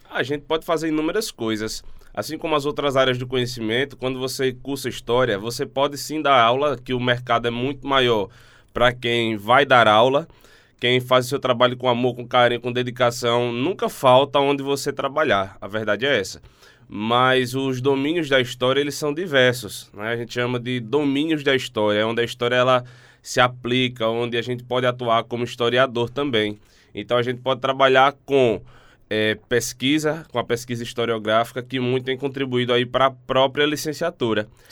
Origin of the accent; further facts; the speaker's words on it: Alagoas, Brazil; Eu sou alagoano, estou aqui de passagem